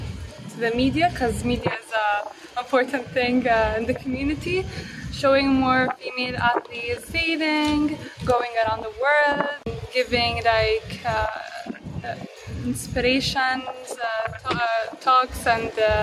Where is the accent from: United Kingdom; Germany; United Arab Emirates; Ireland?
United Arab Emirates; Abu Dhabi; I'm from Abu Dhabi